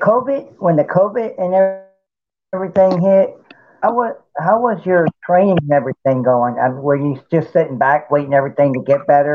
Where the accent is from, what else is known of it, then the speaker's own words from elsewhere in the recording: Norfolk, Virginia, United States; my hometown, Norfolk, Virginia.